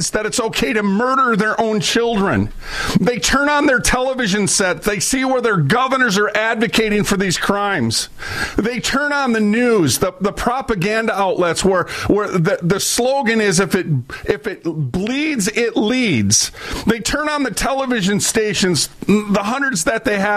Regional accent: Minneapolis, Minnesota, United States; also born or lived in St. Paul; I was raised up in North Minneapolis. I moved 37 times from Minneapolis to St. Paul

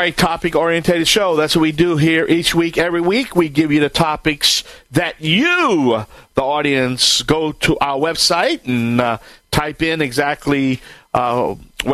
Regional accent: Cajun, Louisiana, United States; I am the Cajun Contractor

